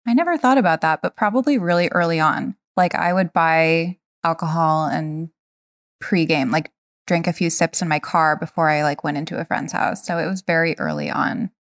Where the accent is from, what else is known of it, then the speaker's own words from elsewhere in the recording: Rhode Island, United States; I grew up in Rhode Island